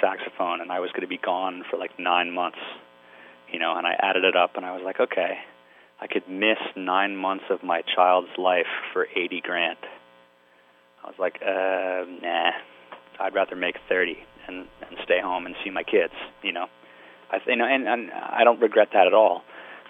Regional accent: Glen Ridge, New Jersey, United States; I grew up in Glen Ridge, New Jersey, which is Essex County. I mean, it's like 15 miles, you know, to the Lincoln Tunnel.

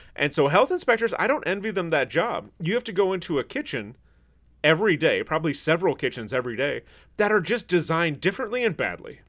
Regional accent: Traverse City, Michigan, United States; moved away; Traverse City, where I'm from, the population is a little under sixteen thousand.

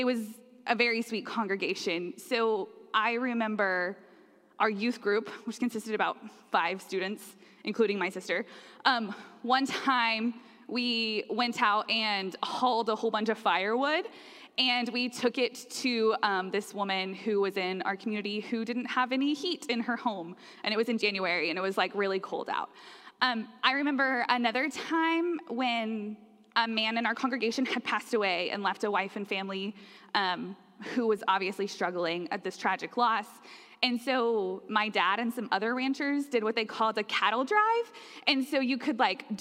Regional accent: Slapout, Oklahoma, United States; now in Plano, United States; I am not originally from the Plano area. I am from Oklahoma. And in Oklahoma, I grew up in the northwest part that's very rural. And the community in which I grew up is called Slapout

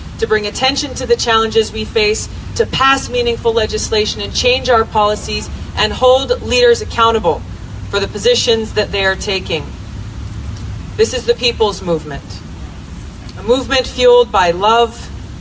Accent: Hawaii, United States; Growing up in Hawaii, beautiful place

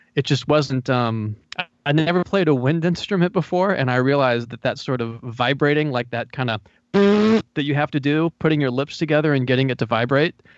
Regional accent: North Carolina, United States; also born or lived in Los Angeles; I'm from North Carolina, and I moved back here

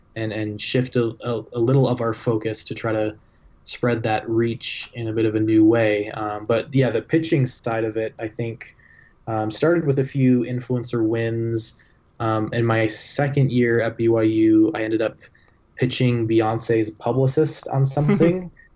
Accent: Toronto, Ontario, Canada; now in Utah, United States; I, I grew up in Toronto

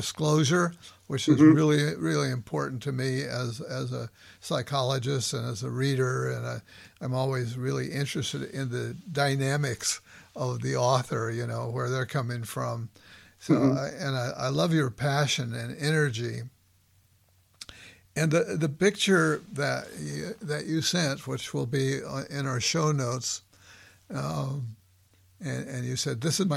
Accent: Los Angeles, California, United States; moved away as an adult; also born or lived in Philadelphia; I grew up in Southwest LA.

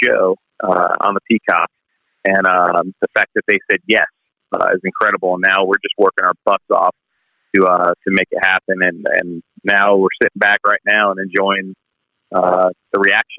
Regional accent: Long Island, New York, United States; I'm just a simple kid from Long Island, New York

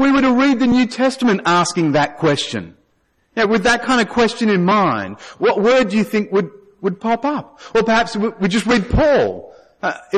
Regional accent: Australia; I'm Australian.

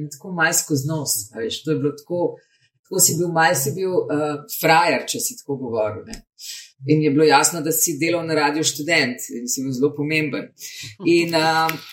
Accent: Slovenia; mi, slovenci, ki smo malo bolj zadržani

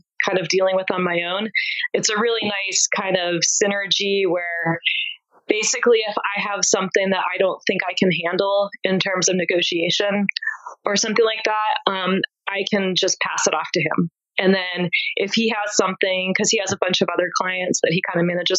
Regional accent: East Coast, United States; I grew up in the East Coast

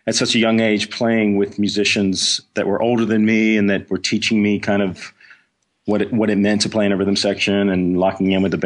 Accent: Clinton, Mississippi, United States; moved away; also born or lived in Texas; I grew up in Mississippi in a small town outside of Jackson. Clinton was the name of the city.

